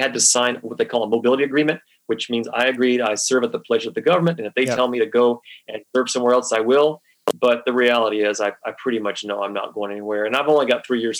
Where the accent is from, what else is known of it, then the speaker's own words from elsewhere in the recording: Southwest, United States; But again, growing up in the Great Southwest, I'm not a fan of winter.